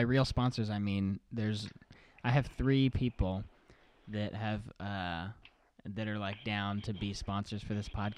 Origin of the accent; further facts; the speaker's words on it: Bellefontaine, Ohio, United States; We grew up in Belle Fountain, Ohio, which is like 30 minutes from outside of Columbus, Ohio